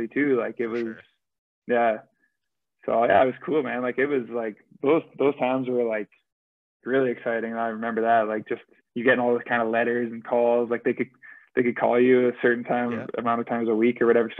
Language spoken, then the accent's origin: English; Kelowna, British Columbia, Canada; moved away as an adult; now in Lillehammer, Norway; play in my hometown in BCHL